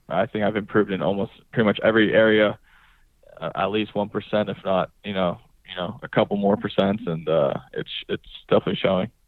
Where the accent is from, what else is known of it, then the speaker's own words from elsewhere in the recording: California, United States; I growing up in California